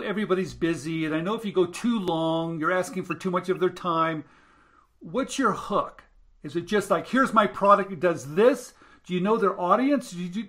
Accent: West Coast, United States; I'm a West Coast. I'm a West Coast boy.

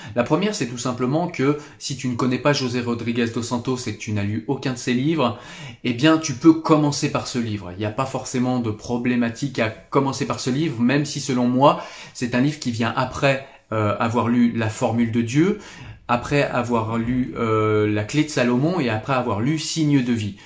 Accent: France; chez nous en France

